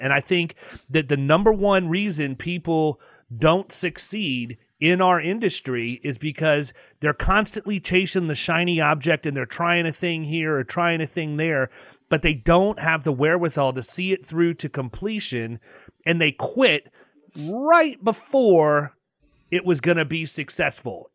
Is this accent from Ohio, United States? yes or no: yes; outside Cleveland, Ohio, United States; moved away; I was born up outside Cleveland, Ohio.